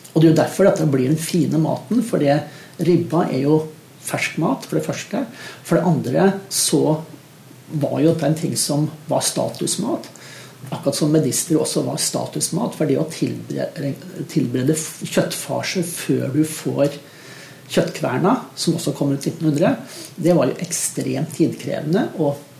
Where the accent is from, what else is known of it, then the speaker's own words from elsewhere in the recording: Eastern Norway, Norway; Så i og med at min bedre halvdel er vestlending og jeg er østlending, så kjører vi begge deler på julaften.